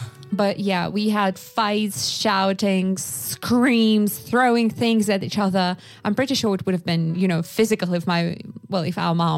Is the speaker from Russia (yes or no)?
yes; Sakha Republic, Russia; English is a second language; So I was growing up in Yakutia. So very remote area, incredibly cold. And I was born in 1993.